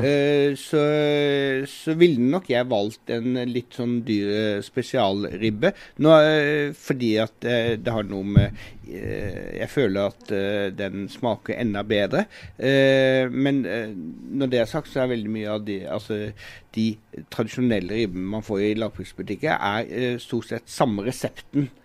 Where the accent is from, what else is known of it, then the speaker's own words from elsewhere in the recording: Sørlandet, Southern Norway, Norway; Jeg er jo sørlending